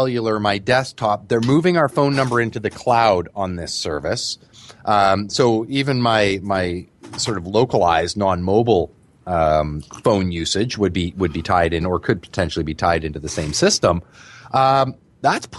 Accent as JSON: {"language": "English", "country": "Canada", "said": "as a Canadian"}